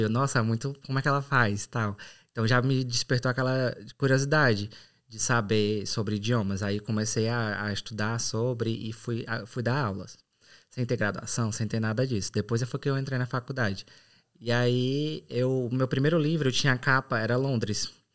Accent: São Benedito, Ceará, Brazil; moved away as an adult; also born or lived in Sobral / Fortaleza / England; now in Ireland; sou do Ceará, mais boa. precisamente de São Benedito, na Serra da Ibiapaba

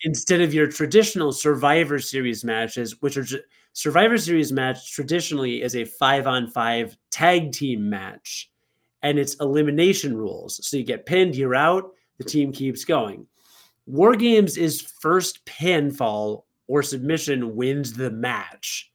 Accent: Rockford, Illinois, United States; in Rockford at Martin Luther King Junior Elementary School

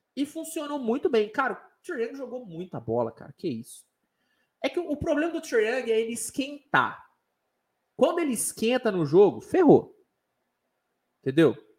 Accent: Uberaba, Minas Gerais, Brazil; Sou de Minas Gerais, sou de Uberaba

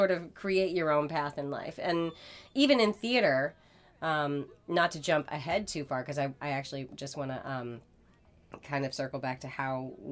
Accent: Masconomet, Massachusetts, United States; both graduated from Masco.

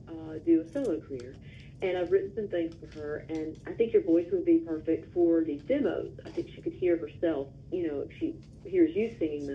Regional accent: Louisville, Mississippi, United States; moved away as an adult; now in Nashville, United States; I'm from a town called Louisville, Mississippi

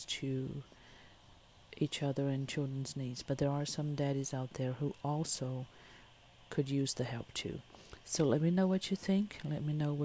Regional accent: Brazil; moved away; I am originally born and raised in Brazil

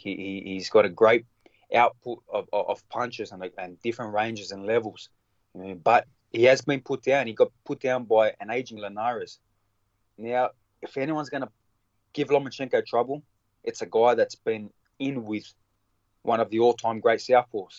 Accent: Australia; I'm the Australian fighter who's come from the local, you know, club shows

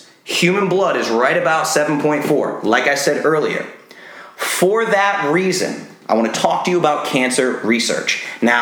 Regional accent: Rhode Island, United States; I grew up in Rhode Island

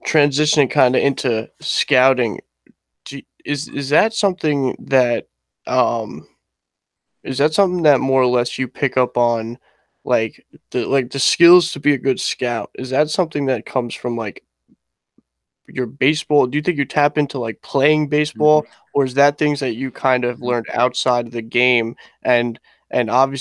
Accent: Melville, New York, United States; I'm from Melville.

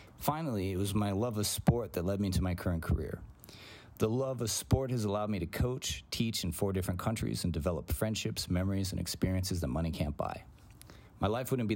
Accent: Chicago, Illinois, United States; first language Greek; English is a second language; also born or lived in Athens, Greece; I grew up in Chicago during the 90s

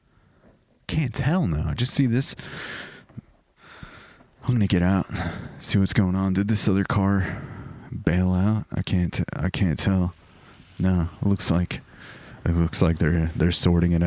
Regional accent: Southern California, United States; I'm from Southern California

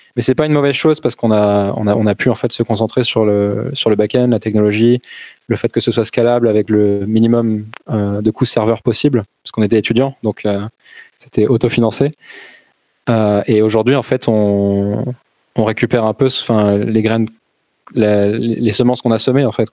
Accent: Brittany, France; je suis né en Bretagne

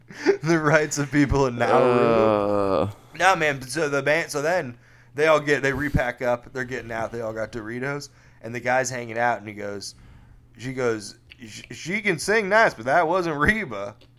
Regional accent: the South, United States; oh, I'm from the South. I don't know about insider trading.

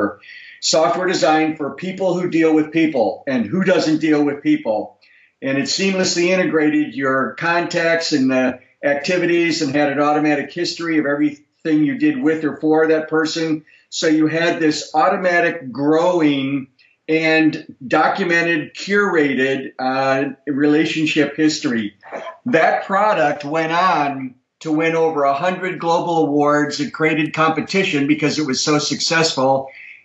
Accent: Chicago, Illinois, United States; I was born and raised in Chicago

